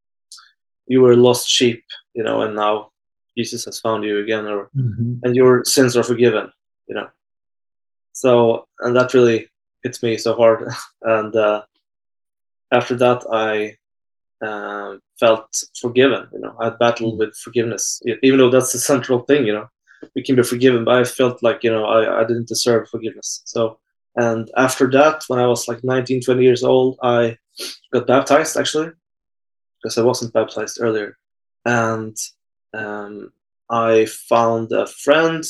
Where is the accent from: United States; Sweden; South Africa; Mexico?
Sweden; I'm from Sweden